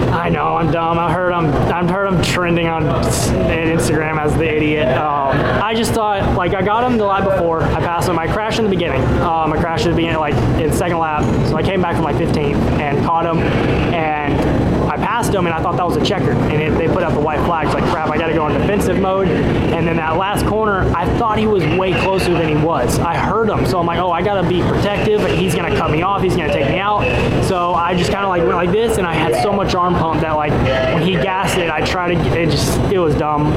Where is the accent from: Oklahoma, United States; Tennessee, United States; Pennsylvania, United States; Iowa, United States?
Tennessee, United States; Memphis; also born or lived in Bartlett, Tennessee; I love Memphis. It's my hometown.